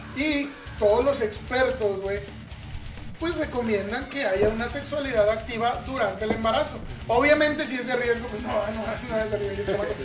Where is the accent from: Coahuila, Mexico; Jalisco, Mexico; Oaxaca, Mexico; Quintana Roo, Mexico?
Quintana Roo, Mexico; Cancún; moved away; also born or lived in Veracruz; Nací en, Veracruz y me crié en Cancún